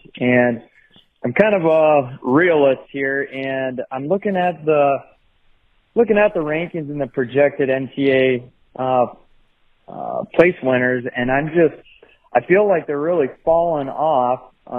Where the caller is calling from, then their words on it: Iowa, United States; Hey, this is …. I'm here from Iowa.